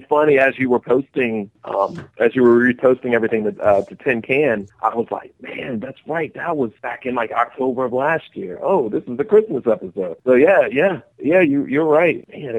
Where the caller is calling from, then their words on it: Calabash, North Carolina, United States; Yeah, man, I'm calling in from Calabash, North Carolina, the lovely coast.